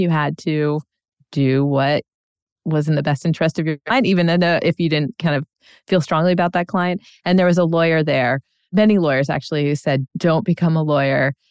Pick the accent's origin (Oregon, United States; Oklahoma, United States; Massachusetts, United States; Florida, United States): Florida, United States; Sarasota; moved away; I grew up in Sarasota, Florida